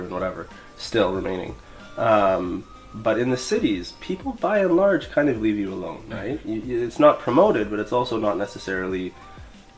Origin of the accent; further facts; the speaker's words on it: Canada; moved away as an adult; now in Beijing, China; I'm from Canada, in fact. And yeah, I've been living in Beijing for about 3 years.